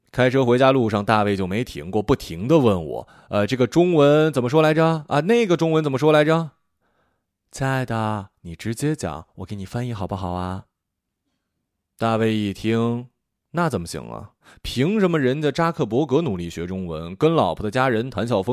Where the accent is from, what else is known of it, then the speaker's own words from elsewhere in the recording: Shanghai, China; 我们上海人不玩这个，这不是我们的运动项目。